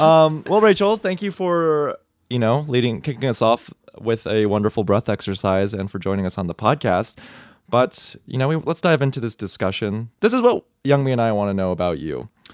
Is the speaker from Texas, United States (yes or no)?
yes; Texas, United States; growing up in Texas, I was a high school kid